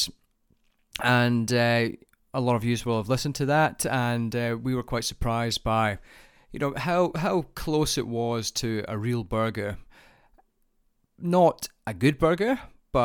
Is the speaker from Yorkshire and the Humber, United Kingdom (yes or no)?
no; Scotland, United Kingdom; now in Australia; as a Scotsman